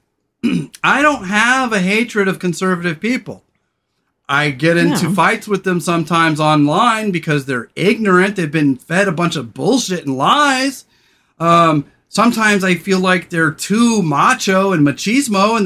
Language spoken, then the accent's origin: English; Central Coast of California, United States; growing up on the Central Coast of California